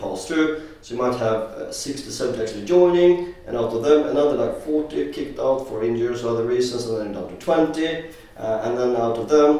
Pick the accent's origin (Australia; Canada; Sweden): Sweden; now in London, United Kingdom; I'm from Sweden.